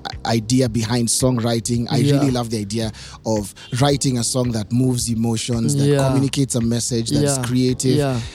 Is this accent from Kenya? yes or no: yes; Taita-Taveta County, Kenya; I'm Taita.